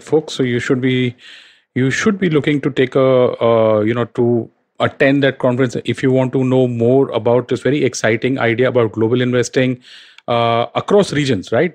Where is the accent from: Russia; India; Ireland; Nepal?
India; as an Indian sitting out here